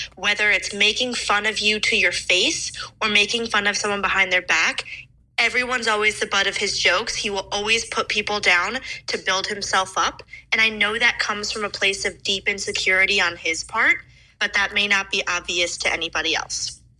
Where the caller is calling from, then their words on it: Chicago, Illinois, United States; I'm calling from Chicago.